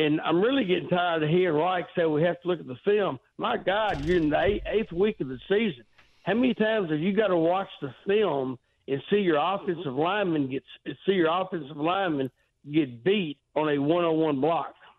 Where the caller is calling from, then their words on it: Texas, United States; I'm calling you from Texas.